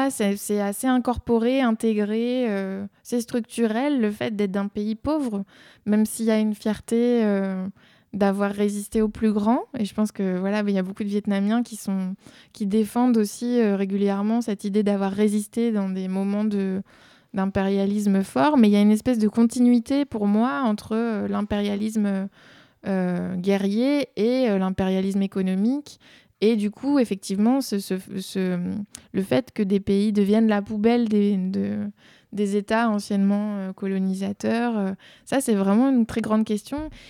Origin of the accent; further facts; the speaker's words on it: Belgium; En Belgique, on dit toutes ces broles qu'on laisse euh, dans les placards